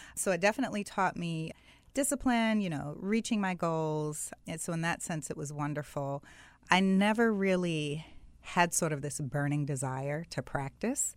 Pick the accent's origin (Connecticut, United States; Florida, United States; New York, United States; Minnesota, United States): Florida, United States; South; I grew up in South Florida.